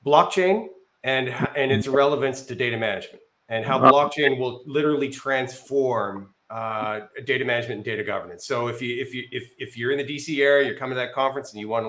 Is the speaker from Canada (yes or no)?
yes; Canada; moved away; also born or lived in Northern Virginia / Austin, Texas; I'm Canadian. I've spent my 25 years in Canada